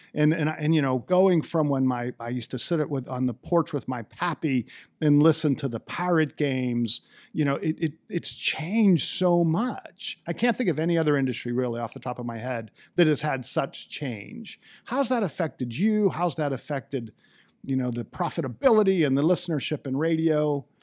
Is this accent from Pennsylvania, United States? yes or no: yes; Johnstown, Pennsylvania, United States; I grew up in Johnstown